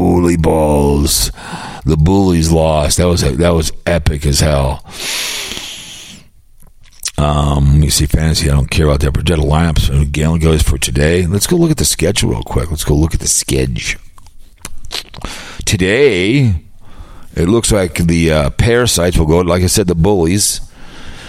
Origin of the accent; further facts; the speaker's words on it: Las Vegas, Nevada, United States; I'm from Las Vegas